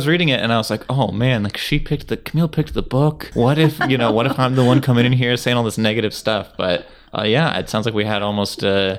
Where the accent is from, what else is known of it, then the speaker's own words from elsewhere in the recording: San Francisco Bay Area, California, United States; I'm from the San Francisco Bay Area. I'm not from San Francisco